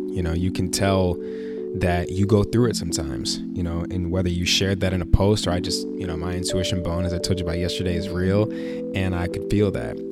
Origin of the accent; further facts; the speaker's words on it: Chicago, Illinois, United States; moved away; I'm a kid from Chicago